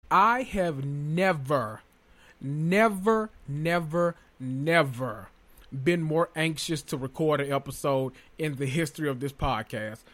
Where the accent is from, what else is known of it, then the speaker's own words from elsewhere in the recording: Memphis, Tennessee, United States; I'm from Memphis, the land of murder, violence, …, and barbecue